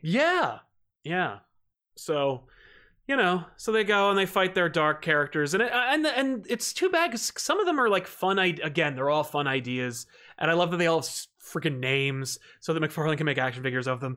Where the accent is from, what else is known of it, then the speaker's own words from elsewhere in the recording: New Jersey, United States; I'm from Jersey